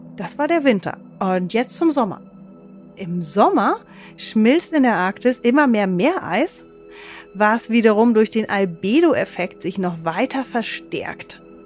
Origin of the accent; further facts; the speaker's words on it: Germany; bei uns in Deutschland